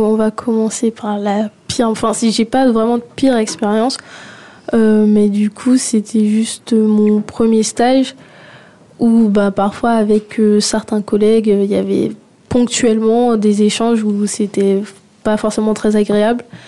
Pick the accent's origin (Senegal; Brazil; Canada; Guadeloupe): Guadeloupe; now in France; j'ai grandi en Guadeloupe